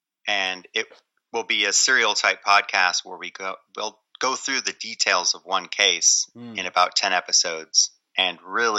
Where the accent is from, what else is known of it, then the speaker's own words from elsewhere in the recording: Michigan, United States; I grew up in Michigan, so I was able to just cross the border into Canada all the time